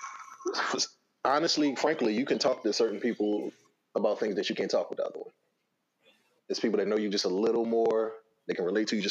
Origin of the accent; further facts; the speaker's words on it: United States; we come from Girard